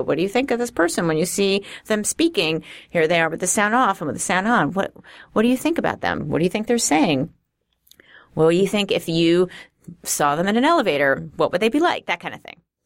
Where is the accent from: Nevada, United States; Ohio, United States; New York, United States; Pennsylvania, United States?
New York, United States; New York City; accent: Queensy; I'm from Queens originally. So maybe there's something Queensy about it.